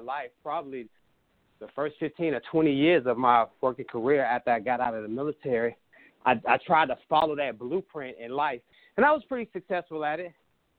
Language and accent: English; Washington, District of Columbia, United States; grew up in Southeast D.C. and, you know, I just earned my wings growing up in Southeast D.C.